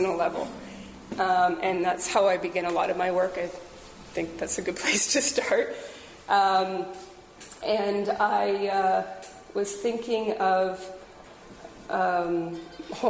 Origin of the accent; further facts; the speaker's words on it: Peterborough, Ontario, Canada; I was raised in Peterborough, and I've raised a family here as well